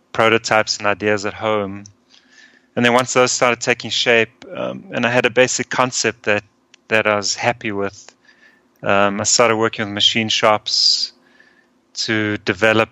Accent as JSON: {"language": "English", "town": "Johannesburg", "region": "Gauteng", "country": "South Africa", "tie": "born or raised there", "also_born_or_lived": "Austria / Denver, United States", "moved": "as an adult", "lives_now": "United States", "said": "I was born in Austria, so both my parents are Austrian, and then at a very young age, I immigrated to South Africa with my mom and my sister. And I went to school and college there."}